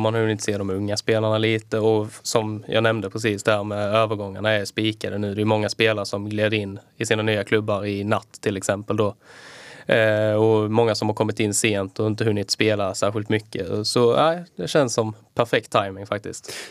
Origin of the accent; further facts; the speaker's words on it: Skåne, Sweden; moved away; also born or lived in Kalmar; Jag har varit hemma i Skåne